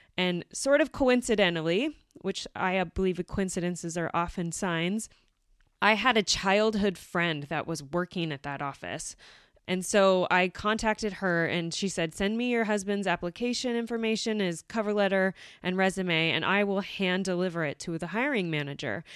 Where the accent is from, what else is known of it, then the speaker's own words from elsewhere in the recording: United States; moved away as an adult; now in Germany; we went back to the U S and I had my daughter back in my hometown